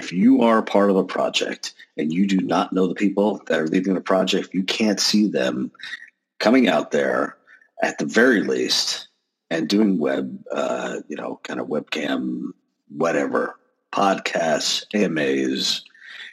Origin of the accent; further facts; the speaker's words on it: Texas, United States; I'm from Texas